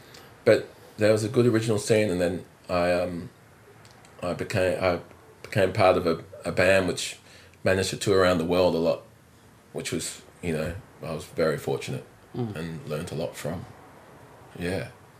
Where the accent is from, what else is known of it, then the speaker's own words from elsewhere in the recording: Adelaide, South Australia, Australia; also born or lived in Netherlands; So I was born in Holland. My mum was living in Europe with my dad in France, in Paris, and. And then shortly after I was born, they separated. Well, Mum wanted to bring me up in Australia, so but back in Adelaide